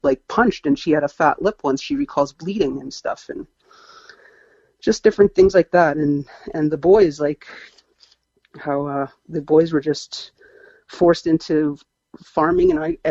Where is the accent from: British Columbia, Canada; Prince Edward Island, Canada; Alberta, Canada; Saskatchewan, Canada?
British Columbia, Canada; Abbotsford; I was born in Abbotsford, BC, and my mom is a West Coast native as well.